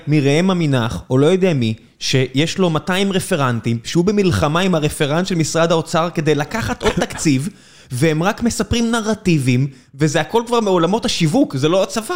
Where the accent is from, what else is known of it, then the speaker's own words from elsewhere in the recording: Southern District, Israel; אני מכיר את האזור הזה, אני דרומי